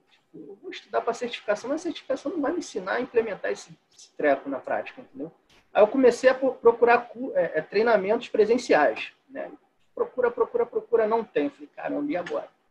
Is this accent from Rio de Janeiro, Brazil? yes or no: yes; Rio de Janeiro, Brazil; also born or lived in Duque de Caxias; eu sou do Rio de Janeiro, moro em Duque de Caxias